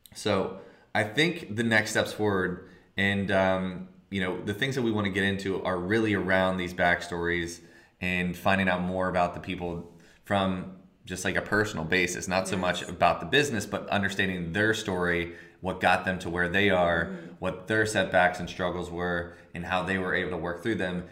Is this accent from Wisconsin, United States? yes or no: no; outside of Philadelphia, Pennsylvania, United States; now in Philadelphia, United States; I'm from outside of Philly.